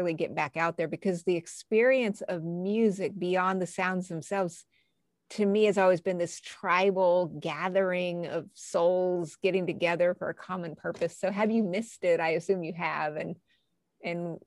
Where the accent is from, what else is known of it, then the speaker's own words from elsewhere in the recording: New Mexico, United States; moved away; I'm from New Mexico originally